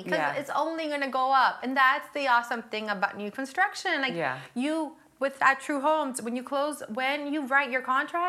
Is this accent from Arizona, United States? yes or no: no; Miami, Florida, United States; now in Charlotte, United States; I'm from Miami.